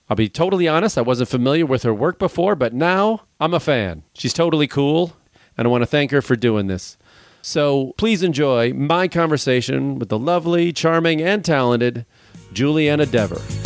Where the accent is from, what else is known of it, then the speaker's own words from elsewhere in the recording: Illinois, United States; I'm from Illinois